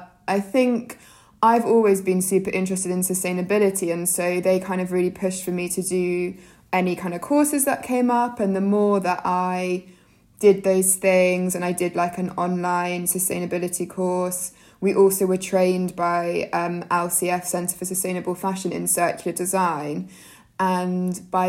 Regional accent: Jersey; I grew up in Jersey, so in the Channel Islands

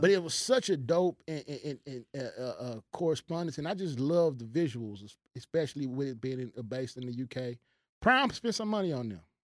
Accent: United States

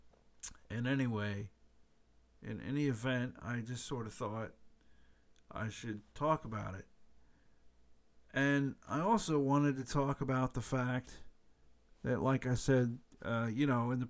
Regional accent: United States; I'm an American

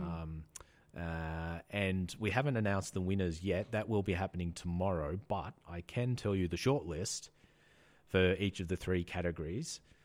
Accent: Australia; I'm Australian

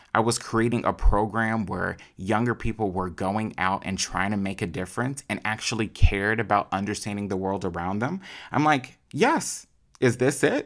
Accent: Chicago, Illinois, United States; I am an only child from Chicago

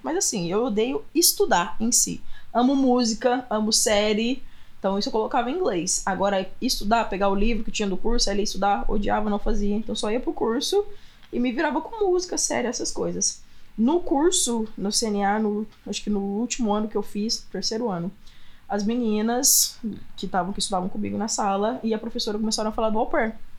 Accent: Franca, São Paulo, Brazil; moved away as an adult; also born or lived in Austin; now in United States; Interior de São Paulo, cidade chamada Franca

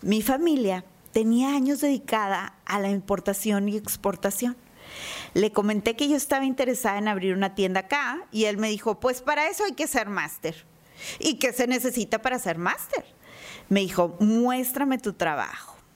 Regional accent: Monterrey, Nuevo León, Mexico; como buena regia

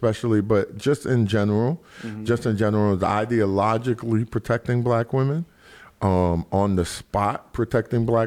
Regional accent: New York City, New York, United States; I'm from Soundview

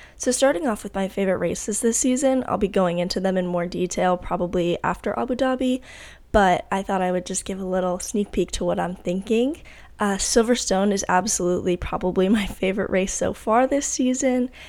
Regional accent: United States; as an American

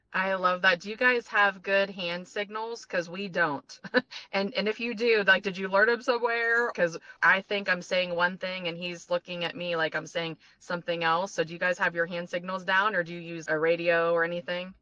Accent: Ohio, United States; moved away; also born or lived in Florida; We are from Ohio and then we moved to Florida for 20 years

